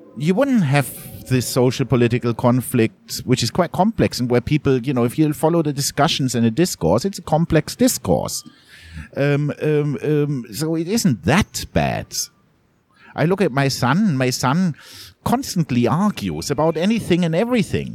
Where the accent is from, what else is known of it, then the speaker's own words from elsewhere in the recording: Munich, Bavaria, Germany; moved away as an adult; also born or lived in Southeast Asia; I grew up in Munich. It's a very different mentality.